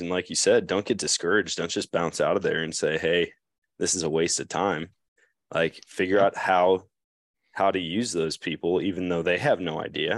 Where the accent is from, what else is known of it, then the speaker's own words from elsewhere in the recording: Eau Claire, Wisconsin, United States; growing up in Eau Claire